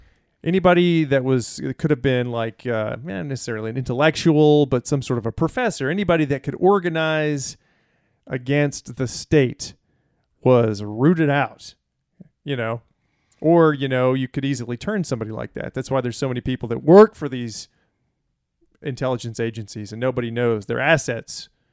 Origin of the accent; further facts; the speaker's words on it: the South, United States; Right, because I'm from the South, right?